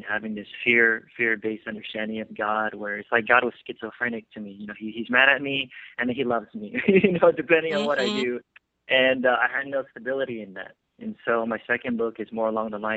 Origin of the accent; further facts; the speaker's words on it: California, United States; also born or lived in Philippines; I was born and raised here in California